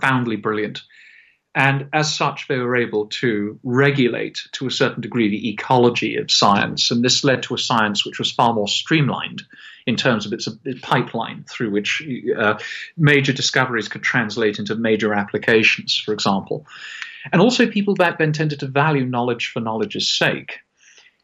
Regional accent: Scotland, United Kingdom; I say this as a Scotsman

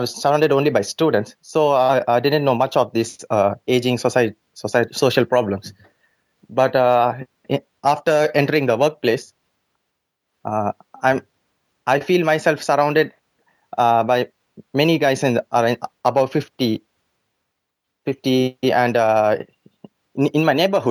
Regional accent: India; moved away as an adult; now in Japan; I'm an immigrant from India to Japan, and I went to university over here, and now I'm working for about 5 years in the manufacturing sector

